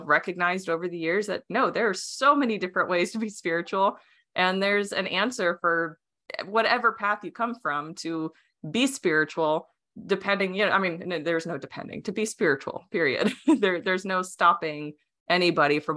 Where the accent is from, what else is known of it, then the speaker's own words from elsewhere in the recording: Arizona, United States; first language Romanian; English is a second language; I was raised in Arizona